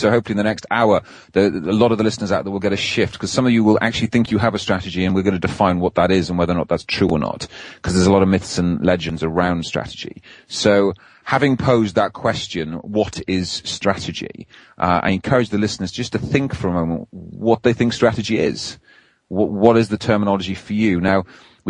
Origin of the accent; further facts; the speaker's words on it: Wales, United Kingdom; now in England; I try to be as Welsh as I can. I live on the wrong side of the border these days and in English territory